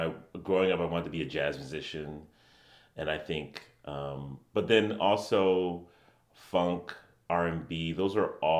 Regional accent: Connecticut, United States; I did grow up in Connecticut. Yeah, I grew up here in Connecticut.

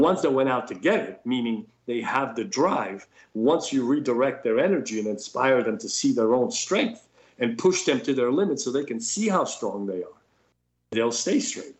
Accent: New York City, New York, United States; I grew up in New York City

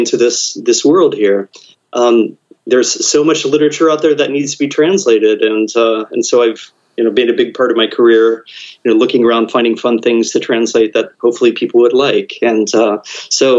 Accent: Ohio, United States; I'm from Ohio. I hadn't really been anywhere out there in the greater world before going to Japan as a high school exchange student.

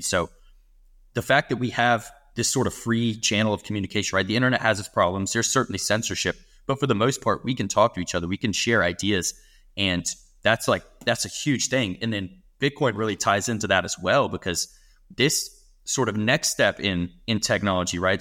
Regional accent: United States; I'm an American. I'm living in America for the rest of my life

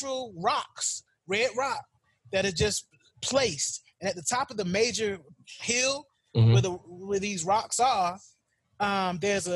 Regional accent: Norfolk, Virginia, United States; growing up in Tidewater, Virginia

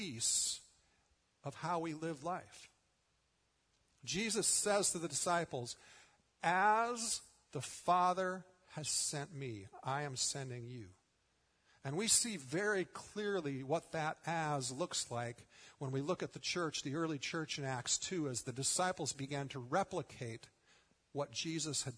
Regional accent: United States; as American Christians

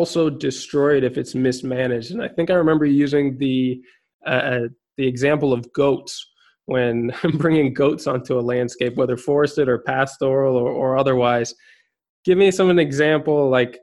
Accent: Minnesota, United States; moved away; growing up in Minnesota

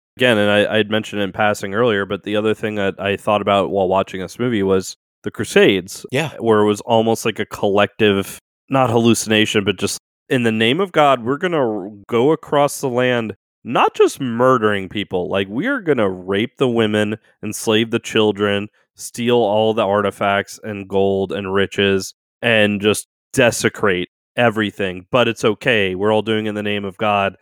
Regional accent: New Orleans, Louisiana, United States; I was born and raised in New Orleans

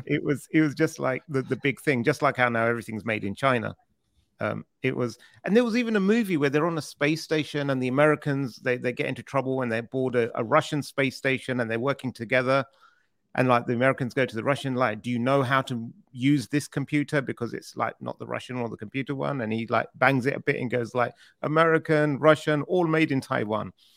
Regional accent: United Kingdom; accent: British; I sound more funny because I'm British

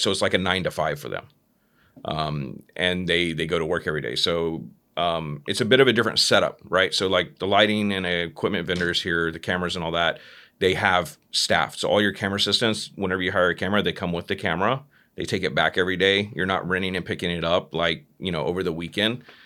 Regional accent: Fort Worth, Texas, United States; moved away; I'm originally from from Texas, right? Mm-hmm. From Dallas, Texas. Uh, well, Fort Worth, Texas

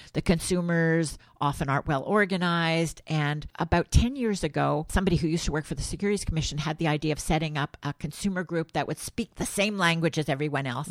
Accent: Montreal, Quebec, Canada; born or raised there

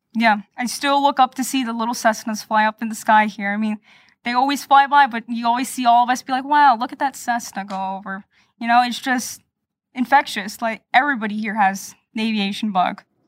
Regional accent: Lake Mary, Florida, United States; I'm native here from Florida, Lake Mary, to be precise

